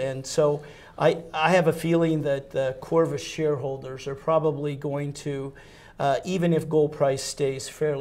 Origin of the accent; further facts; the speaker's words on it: United States; I'm an American